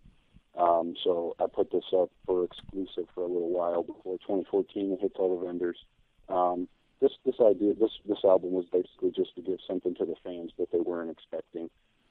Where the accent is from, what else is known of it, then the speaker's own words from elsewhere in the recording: United States; for me being an American